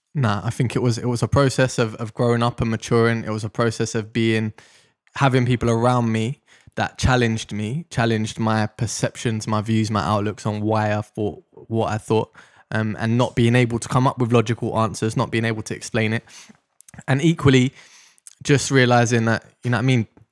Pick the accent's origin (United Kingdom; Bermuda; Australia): United Kingdom; London; I grew up in Deptford in South London